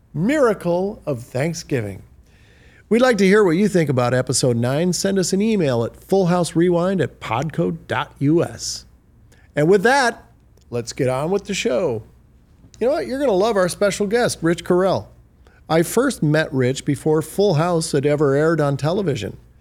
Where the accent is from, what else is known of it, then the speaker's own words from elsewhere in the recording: Detroit, Michigan, United States; a kid born and raised in Detroit